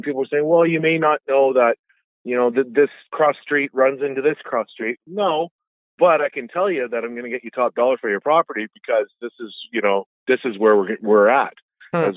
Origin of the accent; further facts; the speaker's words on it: Coquitlam, British Columbia, Canada; also born or lived in North Delta, British Columbia; I'm born and raised in Coquitlam in the Tri-Cities, but I live in Sunshine Hills, which is in North Delta there.